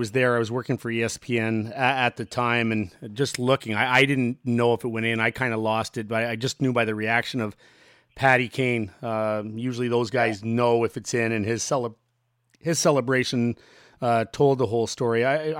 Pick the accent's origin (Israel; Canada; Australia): Canada; Ottawa, Ontario; Toronto is one that I would have loved to, just being Canadian and growing up in Ottawa.